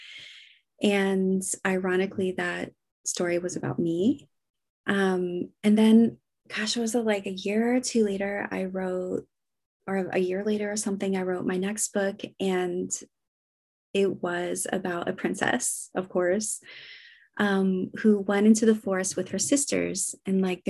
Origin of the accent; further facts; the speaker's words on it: United States; now in Copenhagen, Denmark; I live in Copenhagen. I'm an American